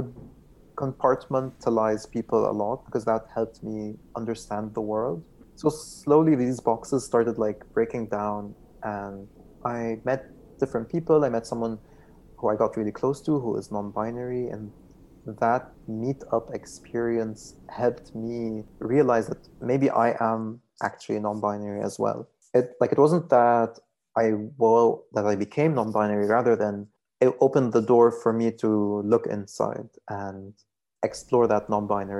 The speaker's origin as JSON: {"language": "English", "town": "Beirut", "region": "Beirut Governorate", "country": "Lebanon", "said": "I'm from Beirut, Lebanon"}